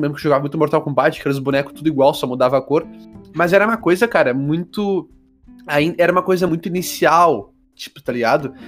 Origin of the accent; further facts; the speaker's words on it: Porto Alegre, Rio Grande do Sul, Brazil; eu sou de Porto Alegre